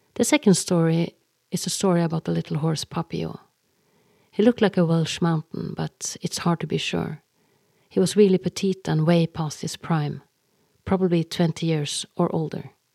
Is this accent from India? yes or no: no; Norway; English is a second language; I am Norwegian and that English is my second language, not my first.